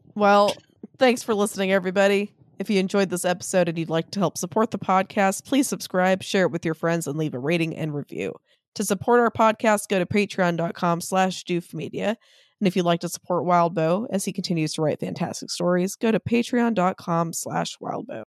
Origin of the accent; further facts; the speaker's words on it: Maui, Hawaii, United States; we are from Maui